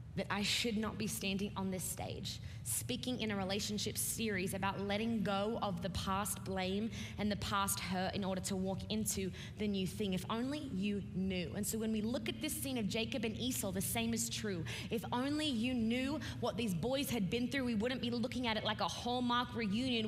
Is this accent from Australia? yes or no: yes; Australia; I'm an Australian preacher